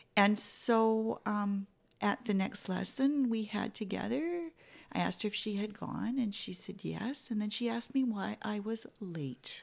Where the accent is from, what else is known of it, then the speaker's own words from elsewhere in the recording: Vancouver, British Columbia, Canada; moved away; growing up in Vancouver, it's a little easier to have a greenhouse than it is here